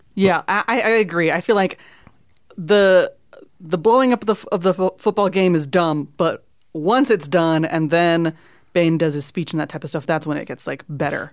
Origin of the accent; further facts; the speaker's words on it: Miami, Florida, United States; I grew up in Miami